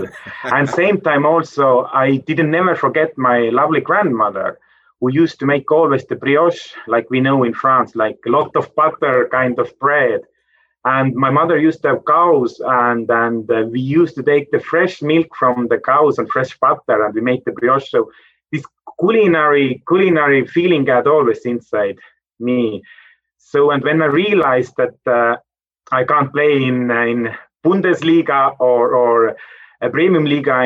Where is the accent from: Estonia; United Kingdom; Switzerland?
Estonia; Pärnu, Pärnu County; I was growing up in Estonia, which is a small northern European country